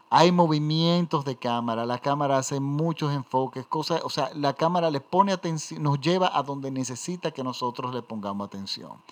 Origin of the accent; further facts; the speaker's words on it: Venezuela; simboliza en Venezuela, a los venezolanos. Miren, en mi país hay una zona de la ciudad que se llama Gascoy.